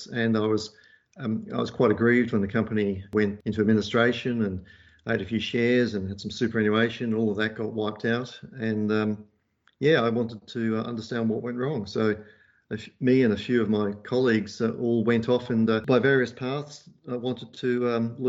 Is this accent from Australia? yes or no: yes; Perth, Western Australia, Australia; also born or lived in Liverpool; And we ended up disembarking in Perth, and that's where I grew up